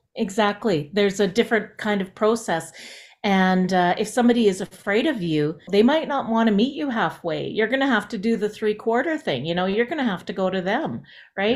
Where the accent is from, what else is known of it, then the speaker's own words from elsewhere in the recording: Jasper, Alberta, Canada; I'm from Jasper